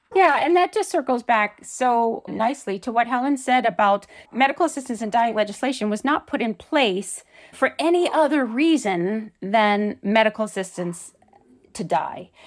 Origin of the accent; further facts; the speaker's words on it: Canada; as a Canadian